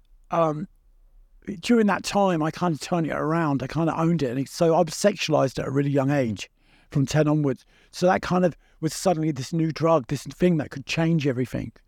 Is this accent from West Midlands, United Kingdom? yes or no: no; London, United Kingdom; growing up in Battersea, kind of, you know, being the middle one